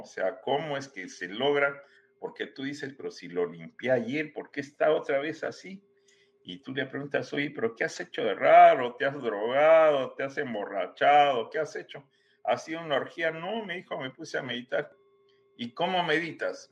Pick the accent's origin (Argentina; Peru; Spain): Peru; moved away as an adult; also born or lived in Guadalajara, Mexico; now in United States; yo soy eh, peruano de origen, ¿no? Pero diría que he caminado mucho tiempo en muchos lados del planeta.